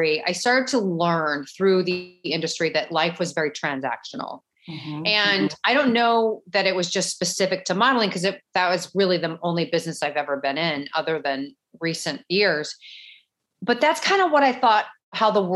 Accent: St. Louis, Missouri, United States; now in Miami, United States; I'm originally from St. Louis, definitely a Midwestern girl

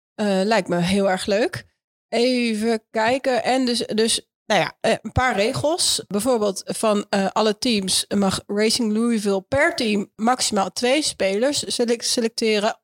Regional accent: Netherlands; ons als Nederlanders die het Nederlands elftal volgen

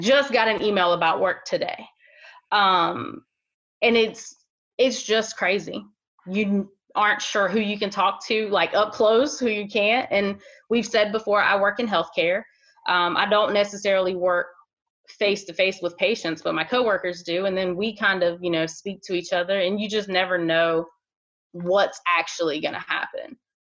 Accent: Ohio, United States; now in Wilmington area, North Carolina, United States; I'm originally from Ohio

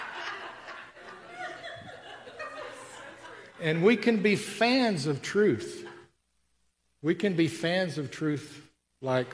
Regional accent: Tennessee, United States; I grew up in Tennessee

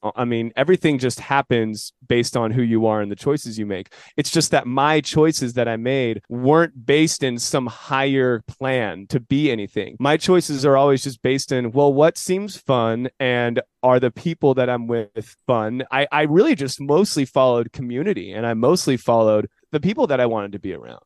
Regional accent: San Jose, California, United States; Born and raised in San Jose.

